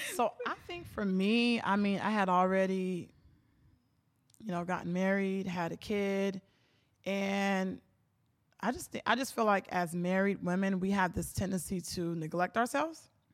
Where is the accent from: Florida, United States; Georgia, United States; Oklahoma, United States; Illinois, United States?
Florida, United States; Miami; born and raised in Miami, Florida